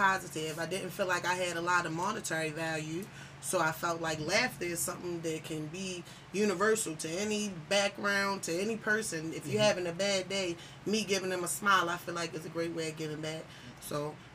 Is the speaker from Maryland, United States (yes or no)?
yes; Baltimore, Maryland, United States; I'm from Baltimore, Maryland